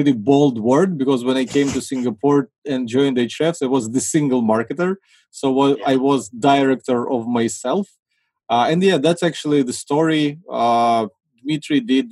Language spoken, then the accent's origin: English; Ukraine; I'm from Ukraine